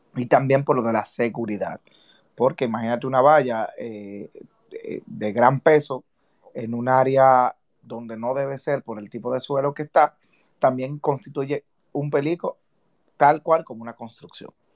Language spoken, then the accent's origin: Spanish; Dominican Republic; como ciudadanos y como dominicanos